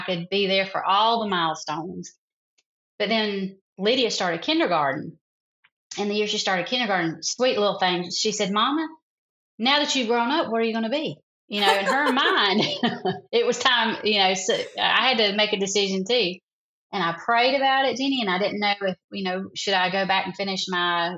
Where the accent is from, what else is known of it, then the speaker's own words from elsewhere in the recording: South Carolina, United States; accent: Southern; I'm from a little small town in South Carolina